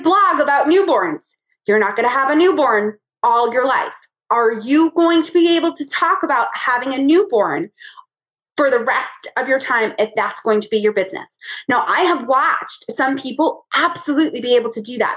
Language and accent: English; New York, United States; now in Charlotte, United States; I grew up in New York